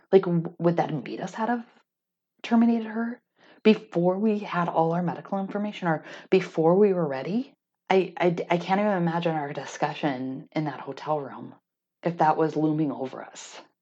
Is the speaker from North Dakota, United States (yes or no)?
yes; North Dakota, United States; growing up in a conservative community, growing up in North Dakota